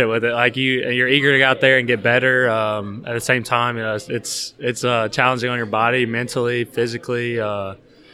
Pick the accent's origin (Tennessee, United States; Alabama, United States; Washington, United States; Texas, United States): Alabama, United States; Athens; moved away; Alabama. I'm from Athens, Alabama.